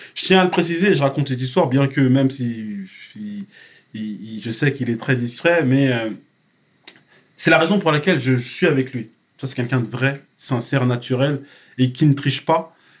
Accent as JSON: {"language": "French", "country": "France", "also_born_or_lived": "Cameroon", "said": "mon pays d'origine, la France"}